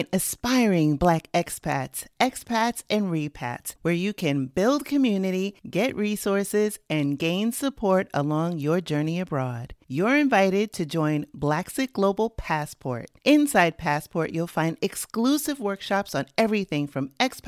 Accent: New York City, New York, United States; moved away; I'm also from New York City originally

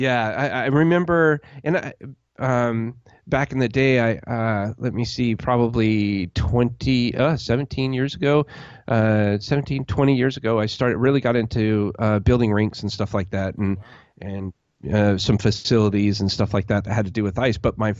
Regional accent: Alaska, United States; also born or lived in Colorado / California / Las Vegas; because I grew up on the West Coast, literally in Alaska. Then I moved to Colorado, then to California, Southern California, and then to Las Vegas. So my whole life has been on the West Coast.

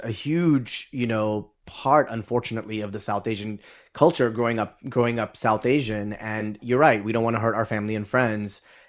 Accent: Dubai, United Arab Emirates; growing up in Dubai, actually, Nizar and I share that we both grew up in Dubai for a few years.

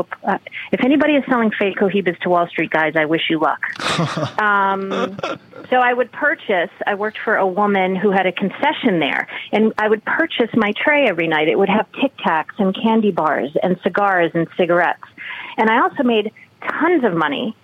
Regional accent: Revere, Massachusetts, United States; moved away as an adult; also born or lived in New York; now in Los Angeles, United States; I was born in Revere, Massachusetts, land of very big hair and Guidos and Guidettes

